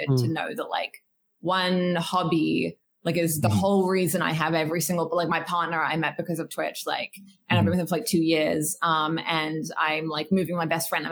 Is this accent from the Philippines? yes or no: no; Australia; I'm a Quaker and I'm Australian